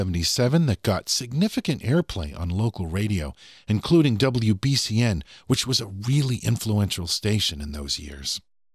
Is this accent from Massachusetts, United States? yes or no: yes; Massachusetts, United States; Growing up in Massachusetts like I did in the 1970s and 80s